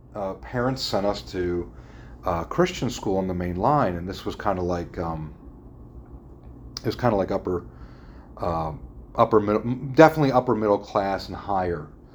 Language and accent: English; Philadelphia suburbs, Pennsylvania, United States; also born or lived in Newtown Square; I was born in South Philadelphia, very Italian section. We moved to the suburbs when I was, I was either 1.5 or 2.5, somewhere around 2